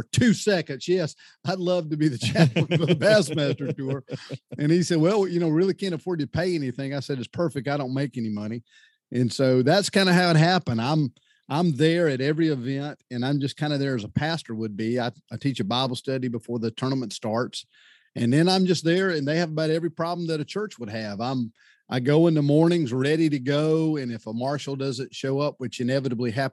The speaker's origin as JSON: {"language": "English", "area": "Santee Cooper Reservoir, Low Country", "region": "South Carolina", "country": "United States", "tie": "born or raised there", "said": "I grew up on the Santee Cooper Reservoir down in Low Country, South Carolina"}